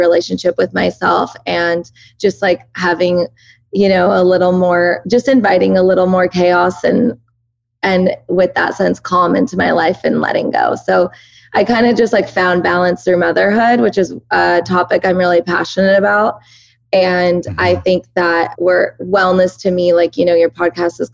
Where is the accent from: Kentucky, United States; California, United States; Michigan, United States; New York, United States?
California, United States; Southern; first language Persian; English is a second language; also born or lived in Oregon; I was born and raised here in Southern California, but both my parents are 100% Iranian